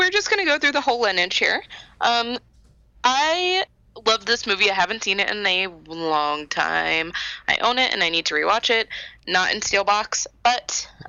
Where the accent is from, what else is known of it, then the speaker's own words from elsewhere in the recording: Florida, United States; We're from Florida.